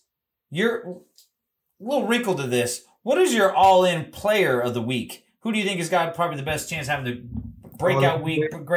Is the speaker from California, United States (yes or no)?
yes; Los Angeles, California, United States; I grew up in Los Angeles.